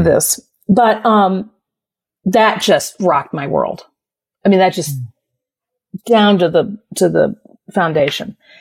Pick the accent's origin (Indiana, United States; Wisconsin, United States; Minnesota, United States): Indiana, United States; South Bend; I was born in South Bend, Indiana